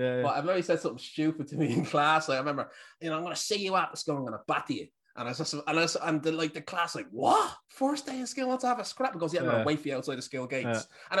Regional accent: Dublin, Leinster, Ireland; accent: Irish; also born or lived in Tallaght / Ballyfermot; I lived in a few couple of places, like Ballyfermot. Inchicore was where I was born. And then we moved to Ballyfermot and Landon Road. And then we moved to St. Michael's Estate in Inchicore.

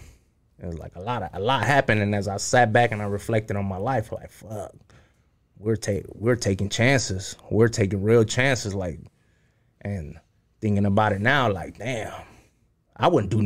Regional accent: Cudahy, California, United States; also born or lived in Wailuku, Hawaii / Santa Ana, California; Came to L.A. to Cudahy as a baby. Grew up in Cudahy

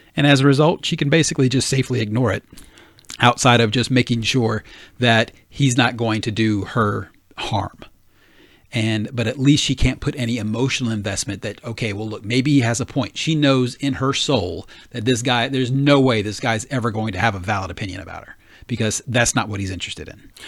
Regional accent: the South, United States; moved away; I grew up in the South

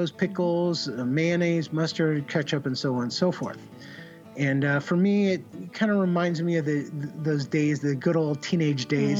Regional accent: Santa Barbara, California, United States; I grew up in Santa Barbara, California

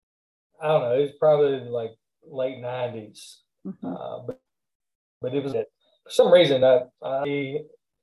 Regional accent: the South, United States; accent: Southern; my Southern accent

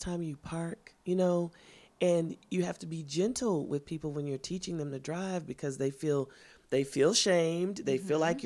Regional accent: Kansas City, Missouri, United States; I'm from Kansas City, Missouri

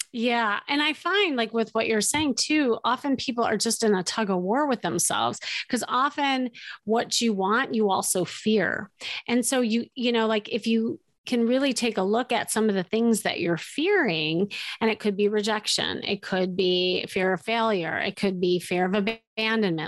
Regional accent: Chicago, Illinois, United States; moved away as an adult; now in Los Angeles, United States; I was from Chicago. I picked up, I moved across this, uh, this this states that we are in and we we land in la la land

